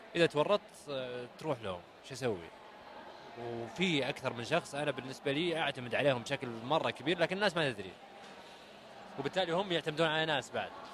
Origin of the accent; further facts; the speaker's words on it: Saudi Arabia; انا كسعودي ستارت اب